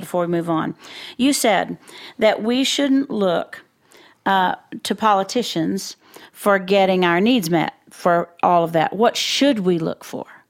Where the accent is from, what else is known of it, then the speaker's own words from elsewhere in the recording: Floydada, Texas, United States; I'm from Floyd A to Texas